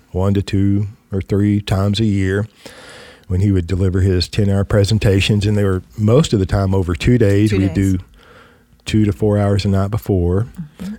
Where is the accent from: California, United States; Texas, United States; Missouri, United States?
Texas, United States; West; I come from West Texas